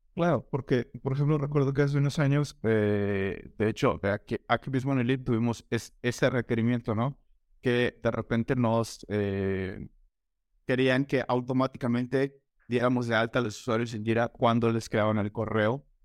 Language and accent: Spanish; Mexico; soy de México, he vivido acá toda mi vida